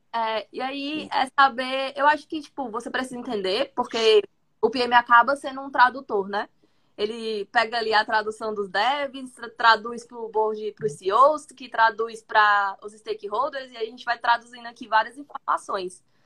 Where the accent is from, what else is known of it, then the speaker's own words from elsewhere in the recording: Fortaleza, Ceará, Brazil; sou de Fortaleza, Ceará